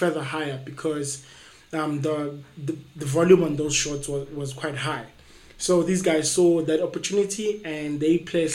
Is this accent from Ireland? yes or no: no; East Rand, Gauteng, South Africa; I'm from the East Rand.